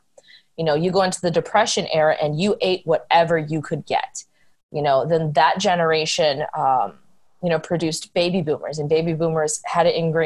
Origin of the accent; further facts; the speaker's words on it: Wisconsin, United States; also born or lived in Texas; I was raised in Wisconsin